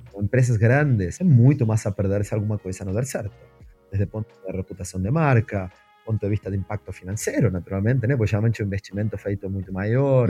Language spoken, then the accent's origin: Portuguese; Argentina; Portuguese is a second language; moved away as an adult; now in Brazil; meu sotaque me entrega, então eu preciso contar que a primeira grande mudança na minha vida foi mudar de país. é, eu sou argentino, eu moro